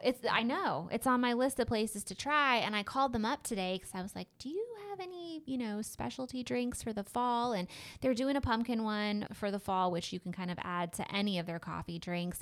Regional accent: West Coast, United States; now in East Texas, United States; growing up on the West Coast where we really didn't have seasons

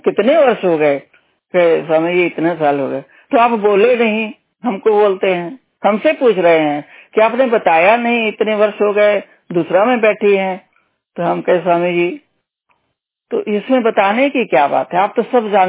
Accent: Punjab, India; तो हम हम लोग पंजाबी लोग तो पूरा हम लोगों को मतलब हम लोग तो गुरु नानक जी को मानते हैं

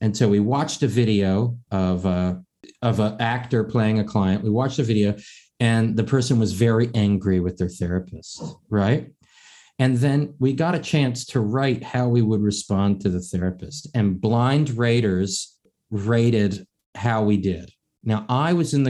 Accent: East Coast, United States; I'm born and raised in the East Coast, I'm a Northwest member

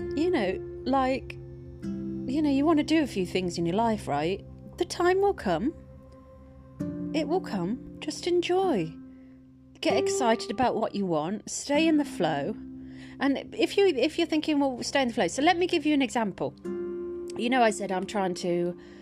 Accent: United Kingdom; moved away as an adult; also born or lived in Twickenham; I'm from the Midlands and I moved to Twickenham

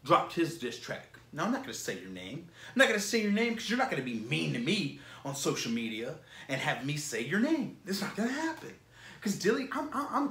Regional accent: Florida, United States; I'm from Florida, bro. I am from Florida.

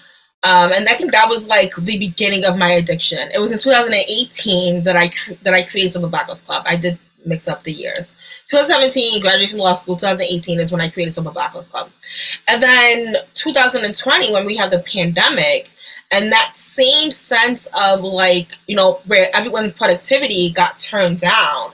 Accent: New York, United States; I'm from New York. I'm a New Yorker

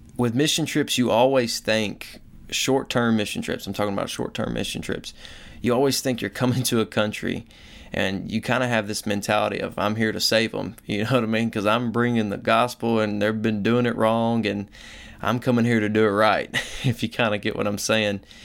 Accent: the Bible Belt, United States; I grew up in the Bible Belt

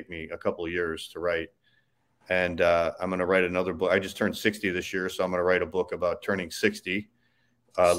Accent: Chicago, Illinois, United States; moved away as an adult; now in Tampa, United States; I grew up in Chicago. I moved out here about 12 years ago

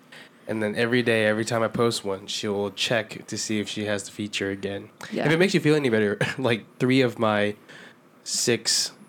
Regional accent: Florida, United States; I'm from Florida

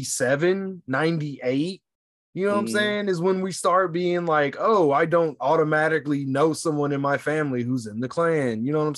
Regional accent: United States; I, as an American, like divorcing the fact that I'm a Black American

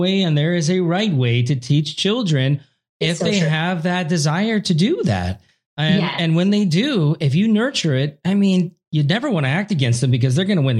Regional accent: Oregon, United States; When I was a kid growing up in the suburbs of Oregon

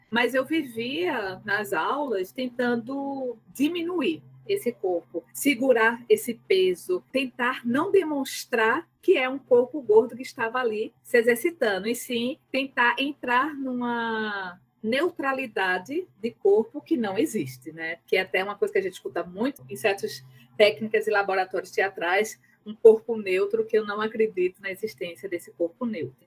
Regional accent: Recife, Pernambuco, Brazil; eu sou de Recife, Pernambuco.

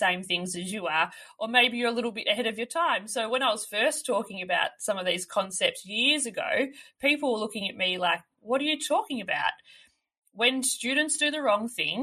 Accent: Melbourne, Victoria, Australia; moved away as an adult; also born or lived in regional Australia; I grew up in Melbourne, so in a city

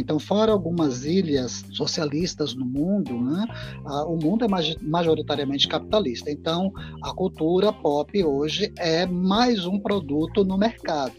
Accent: Itabuna, Bahia, Brazil; now in Feira de Santana, Brazil; eu sou natural de Itabuna, mas residente em Feira de Santana já há uns 14 anos

